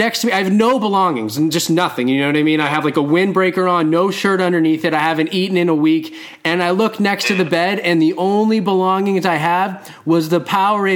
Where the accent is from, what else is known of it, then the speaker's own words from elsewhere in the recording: Boston, Massachusetts, United States; also born or lived in Southern California; I'm from Boston. I ran around Boston mostly, or Southern California